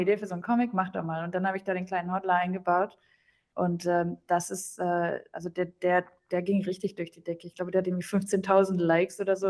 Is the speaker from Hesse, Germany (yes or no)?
no; near Dortmund, North Rhine-Westphalia, Germany; first language German; moved away; regional komme ich aus Deutschland, äh, aus Deutschland. Äh, der Nähe von Dortmund